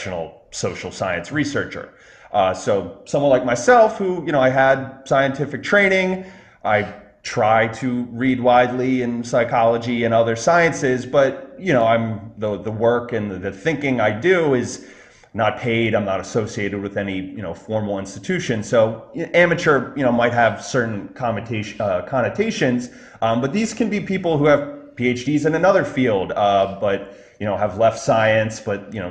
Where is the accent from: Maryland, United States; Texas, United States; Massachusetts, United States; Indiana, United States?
Maryland, United States; Baltimore; now in New York City area, United States; originally I'm from Baltimore, Maryland